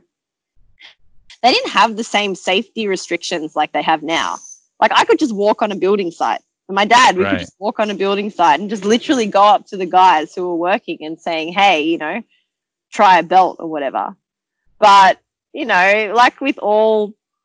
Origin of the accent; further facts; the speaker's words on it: Sydney, New South Wales, Australia; They left South Africa, chose to come to Sydney, came here with my older brother and sister, and my dad continued leather work, and I was born in Australia